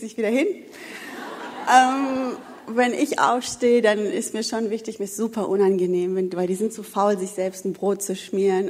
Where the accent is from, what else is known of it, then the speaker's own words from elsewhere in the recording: Wuppertal, North Rhine-Westphalia, Germany; moved away; Ich komme ja eigentlich aus dem Bergischen Land, äh, aus Wuppertal und bin ja erst dann runtergezogen.